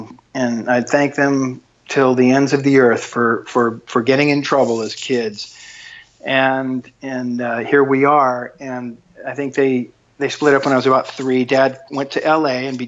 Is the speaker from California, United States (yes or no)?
yes; San Diego, California, United States; I'm from San Diego, and I come from a broken home.